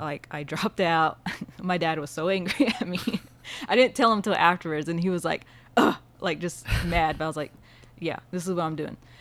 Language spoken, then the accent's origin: English; Creek and Okmulgee Counties, Oklahoma, United States; also born or lived in Sapulpa, Oklahoma / Henryetta, Oklahoma / Dewar, Oklahoma; I grew up all over Creek and Oh, Mulgee Counties